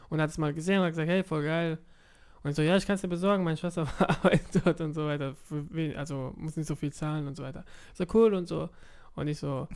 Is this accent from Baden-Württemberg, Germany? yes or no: yes; Offenburg, Baden-Württemberg, Germany; also born or lived in Karlsruhe; ich bin in Offenburg aufgewachsen, elf Jahre dort, und dann bin ich nach Karlsruhe gezogen